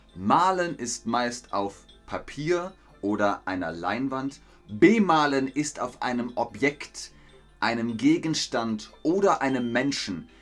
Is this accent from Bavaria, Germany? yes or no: yes; Bavaria, Germany; in Bayern, wo ich herkomme